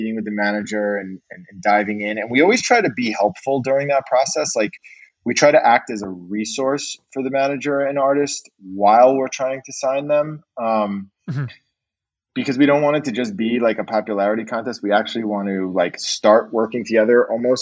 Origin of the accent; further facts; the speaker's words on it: New York City, New York, United States; I was born and raised in New York City